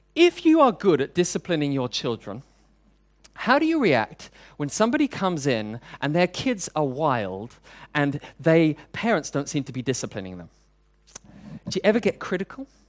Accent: United Kingdom; now in Hong Kong; I'm British, and queuing is a national sport

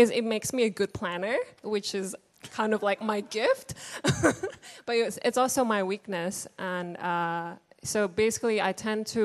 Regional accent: Indonesia; moved away; I grew up in Indonesia, Indonesian-born Chinese

